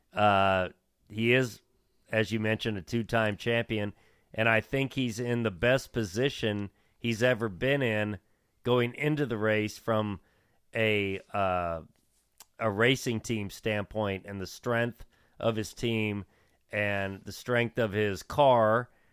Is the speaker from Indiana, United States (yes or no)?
yes; Bloomington, Indiana, United States; when I grew up in Bloomington